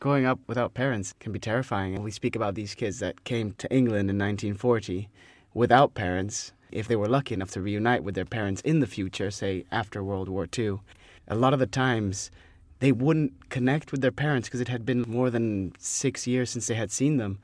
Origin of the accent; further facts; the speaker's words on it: Spain; moved away as an adult; also born or lived in France; now in London, United Kingdom; I'm French, but grew up in Spain and now living here in London